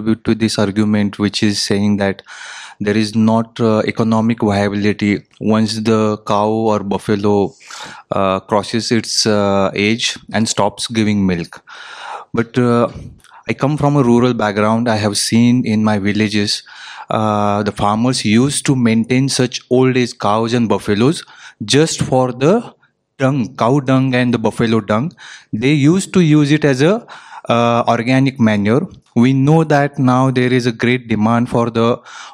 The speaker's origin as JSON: {"language": "English", "region": "Maharashtra", "country": "India", "said": "I come from Maharashtra"}